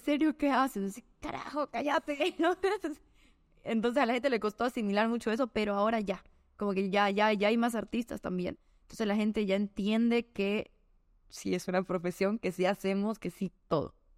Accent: Bolivia; Soy boliviana, hago música en Bolivia

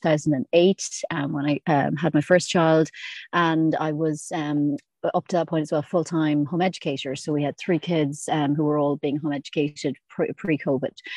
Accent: Ireland; moved away as an adult; now in Isle of Man; I'm originally from Ireland

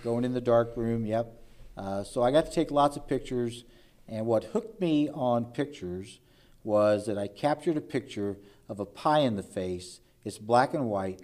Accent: Evansville, Indiana, United States; I was born in Evansville, Indiana, some, uh, sixty-nine years ago

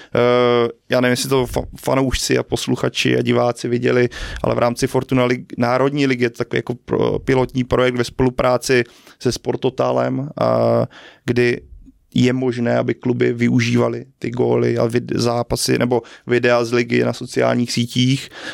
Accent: Brno, South Moravian Region, Czechia; moved away as an adult; now in Prague, Czech Republic; rodák z Brna

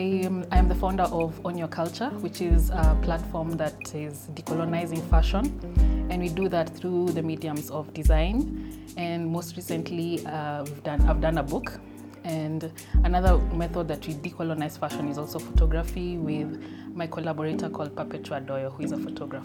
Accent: Meru, Meru County, Kenya; also born or lived in Garissa; Oh, yeah. And also, I grew up in different parts of Kenya.

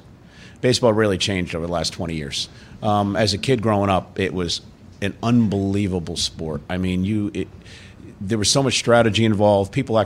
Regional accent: New York, United States; I was brought up in New York

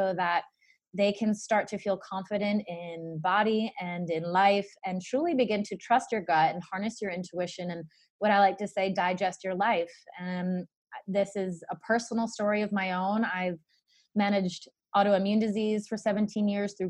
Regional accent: Narragansett, Rhode Island, United States; moved away as an adult; also born or lived in Charleston, South Carolina; I grew up in Narragansett, Rhode Island, where I lived for the first 18 years of my life.

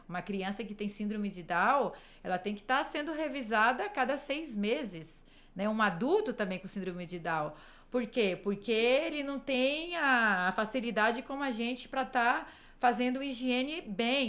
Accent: Brazil; moved away; como boa brasileira

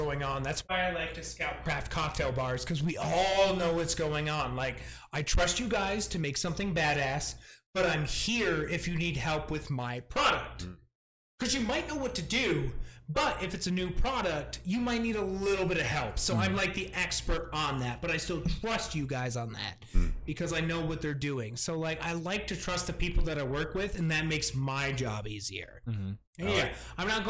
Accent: Adirondack Mountains, New York, United States; moved away; I grew up in the Adirondack Mountains

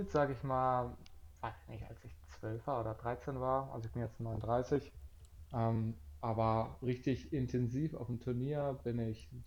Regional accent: Hanover, Lower Saxony, Germany; Ja, ich komme aus Hannover.

